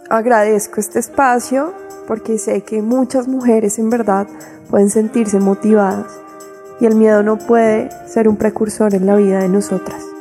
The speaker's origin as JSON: {"language": "Spanish", "region": "Boyacá", "country": "Colombia", "said": "boyacense, hija del feminismo, formada desde el arte y la cultura por Mujeres Rebeldes"}